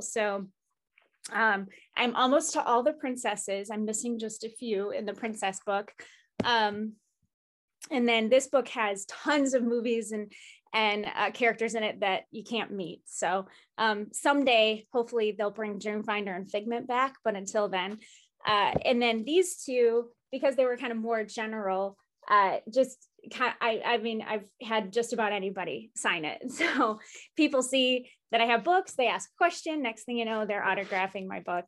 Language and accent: English; Chicago, Illinois, United States; as a Chicagoan